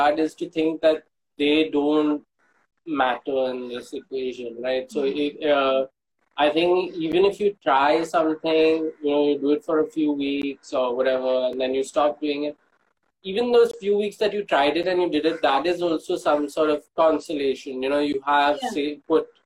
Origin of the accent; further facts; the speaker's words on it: Mumbai, Maharashtra, India; also born or lived in Tamil Nadu; the place that we grew up in Bombay